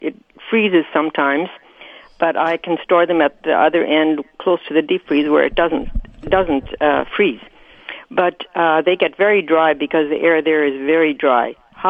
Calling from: Rosenort, Manitoba, Canada

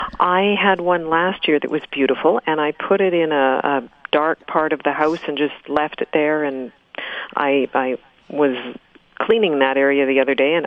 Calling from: Winnipeg, Manitoba, Canada

